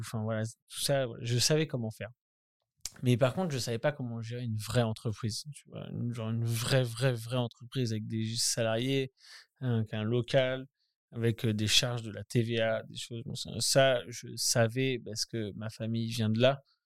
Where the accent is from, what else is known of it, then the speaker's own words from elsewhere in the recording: Caen, Normandy, France; moved away as an adult; je suis né à Caen, après je, suis parti très vite euh, à 18 ans